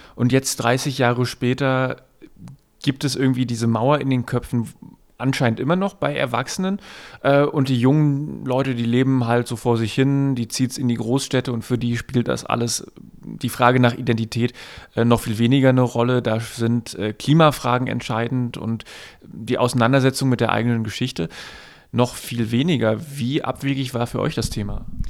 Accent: East Germany, Germany; ich aus dem Osten komme

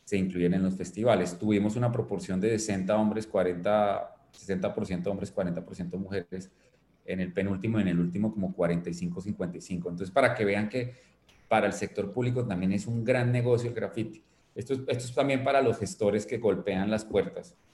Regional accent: Bogotá, Colombia

